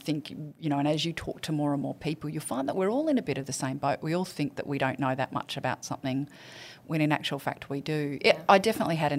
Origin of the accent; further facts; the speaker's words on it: central Queensland, Australia; also born or lived in Geelong, Victoria / Rockhampton / Biloela / Gladstone; I actually grew up in central Queensland